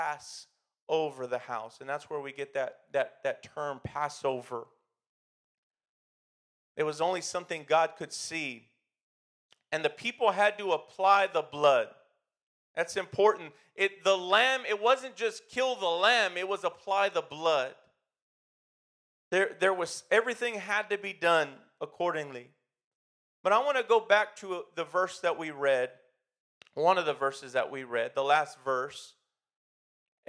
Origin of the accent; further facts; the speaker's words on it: United States; I've never lived in another country, but I do know in America, we tend to think we are better because we're American